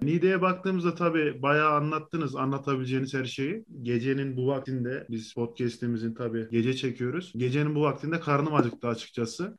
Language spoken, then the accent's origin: Turkish; Niğde, Turkey; Ben de Niğdeliyim